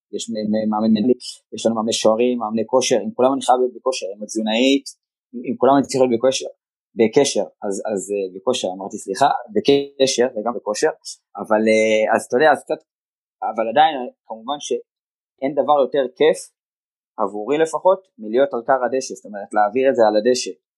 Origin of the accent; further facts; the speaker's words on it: Givatayim, Tel Aviv District, Israel; אני תושב העיר גבעתיים ואיצטדיון המכתש היה ליד הבית שלי, מי שמכיר, המגרש המיתולוגי של הפועל רמת גן, שם גדלתי